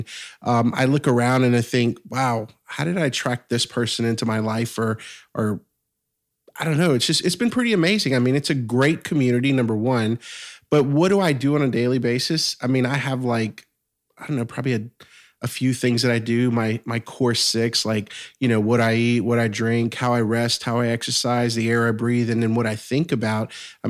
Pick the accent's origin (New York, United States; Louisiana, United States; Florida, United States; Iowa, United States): Louisiana, United States; South Louisiana. So 60 miles southwest of New Orleans.